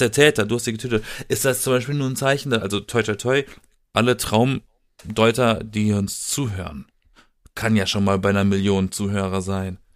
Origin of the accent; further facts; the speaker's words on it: Baden-Württemberg, Germany; aus der Gegend, aus der ich komme, aus Süden, aus dem Südwesten Deutschlands mhm. aus Baden-Württemberg.